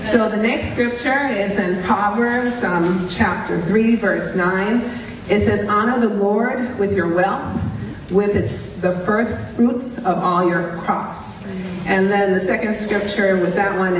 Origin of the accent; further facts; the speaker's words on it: New York City, New York, United States; I grew up in Brooklyn.